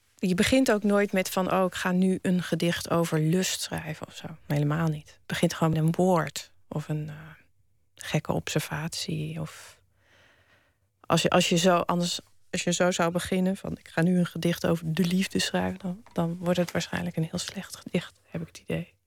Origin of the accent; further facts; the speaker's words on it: Wageningen, Gelderland, Netherlands; Ik ben opgegroeid in Wageningen